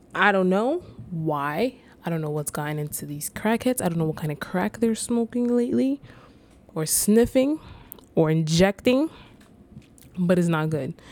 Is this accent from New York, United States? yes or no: yes; New York City, New York, United States; I was born and raised in the Bronx